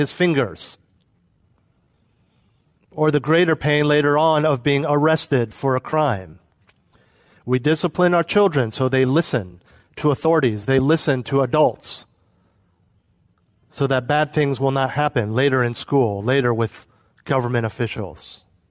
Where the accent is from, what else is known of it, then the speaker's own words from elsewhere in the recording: United States; also born or lived in Europe; I was living as an American expatriate in Europe